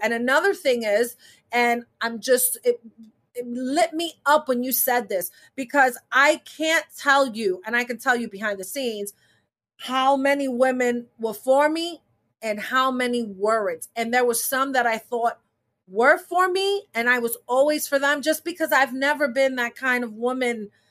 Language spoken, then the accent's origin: English; New York City, New York, United States; I was born in New York City, but my family is from Puerto Rico